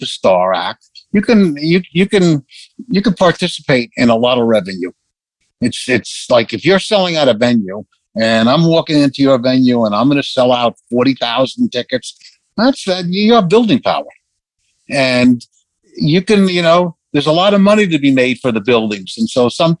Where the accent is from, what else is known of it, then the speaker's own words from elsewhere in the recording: New York City, New York, United States; I grew up in Bayside, Queens